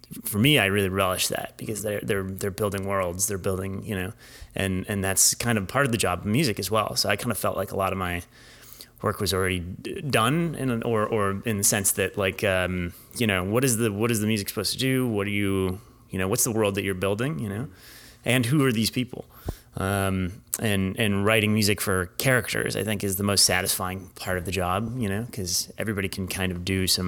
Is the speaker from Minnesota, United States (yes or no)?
no; San Diego, California, United States; I was growing up in San Diego